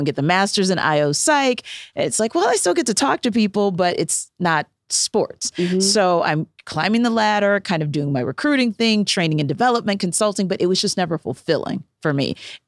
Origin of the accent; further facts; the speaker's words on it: the South, United States; Oh, it's football. Because I'm from the South.